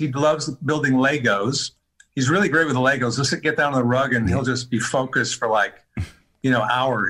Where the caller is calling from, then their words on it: Los Angeles, California, United States; I'm in Los Angeles, the west side.